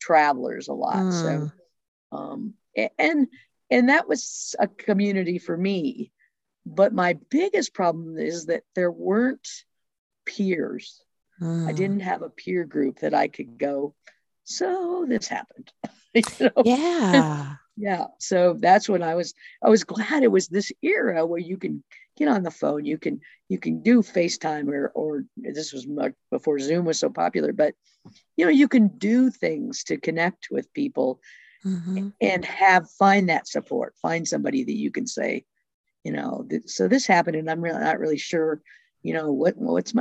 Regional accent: Boulder, Colorado, United States; also born or lived in Western Slope, Colorado; I grew up in Boulder, Colorado, and went to the First United Methodist Church for, till I went off to college

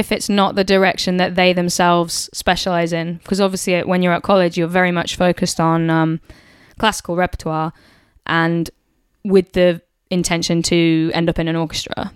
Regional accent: United Kingdom; being a British person

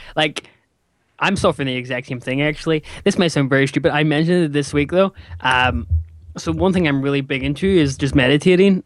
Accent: Northern Ireland, United Kingdom; he's from my he's from my home country

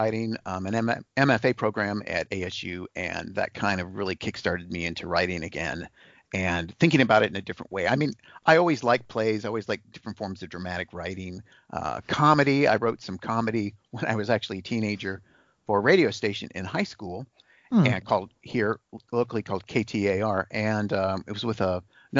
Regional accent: Phoenix, Arizona, United States; I am a Phoenix native, and I have one brother

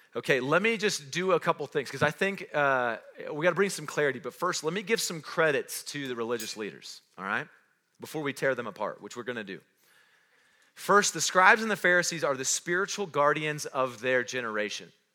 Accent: Roswell, New Mexico, United States; also born or lived in North Carolina; now in Cody, United States; I wasn't born in Cody, I wasn't raised in Cody, I was born in Roswell, New Mexico.

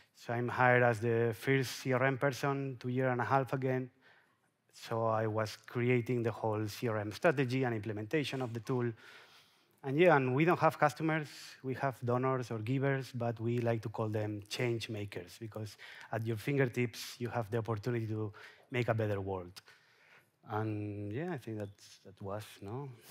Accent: Mallorca, Balearic Islands, Spain; I'm from Mallorca

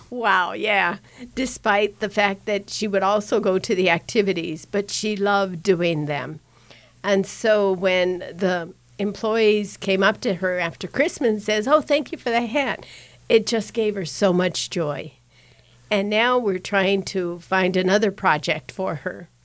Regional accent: Denver, Colorado, United States; I grew up in Denver

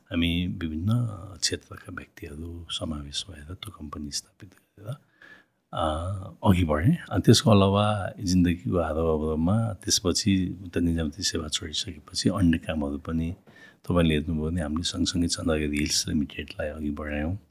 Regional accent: Syangja, Gandaki Province, Nepal; also born or lived in Pokhara; now in Kathmandu, Nepal; म स्याङ्जाबाट मैले भनिहालेँ म स्याङ्जामा जन्मेको हुर्केको

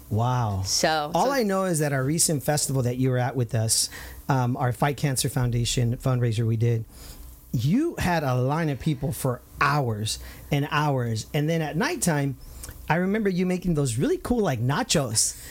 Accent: Santa Ana, California, United States; the Santana days uh, where we grew up on Highland

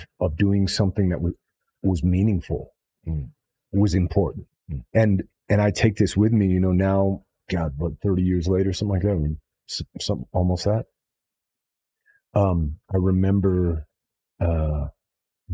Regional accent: Los Angeles, California, United States; I grew up in Hollywood, so my parents were in the film business

